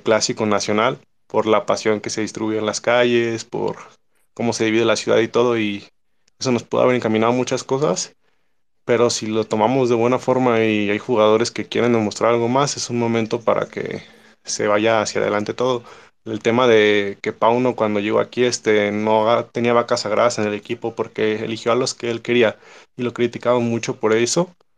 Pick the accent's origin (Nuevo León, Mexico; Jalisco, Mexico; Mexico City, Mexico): Jalisco, Mexico; Guadalajara; como tapatío